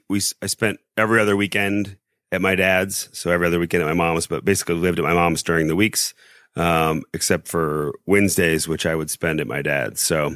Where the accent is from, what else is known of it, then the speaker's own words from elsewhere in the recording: Indianapolis, Indiana, United States; moved away; also born or lived in South Bend; So I'm from Indianapolis originally.